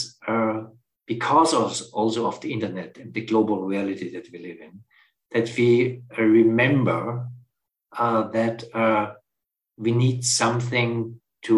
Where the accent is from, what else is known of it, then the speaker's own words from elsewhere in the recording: Austria; moved away; I'm originally from Austria, and I have a very strong relationship to the Alps